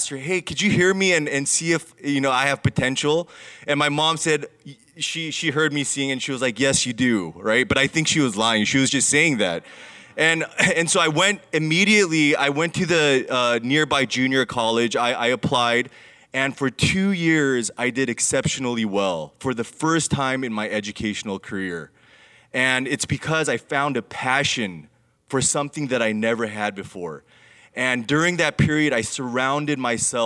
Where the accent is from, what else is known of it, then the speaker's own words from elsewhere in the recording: Los Angeles, California, United States; moved away as an adult; also born or lived in Jacksonville, Florida; I'm originally from LA County. I grew up in Hacienda Heights, Diamond Bar, Walnut, Monterey Park, all over LA County.